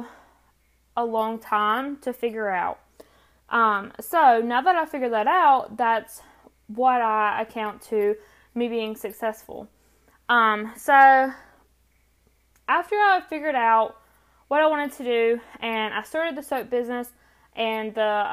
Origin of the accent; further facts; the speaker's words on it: North Carolina, United States; accent: country; I am from North Carolina, which explains the country accent